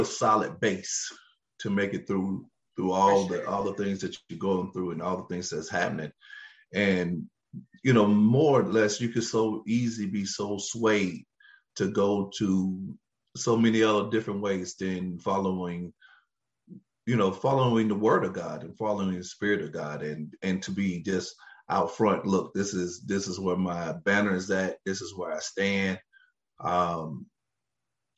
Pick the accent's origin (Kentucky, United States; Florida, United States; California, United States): Kentucky, United States; now in Cleveland, Tennessee, United States; I'm from Kentucky. I'm a coal miner's son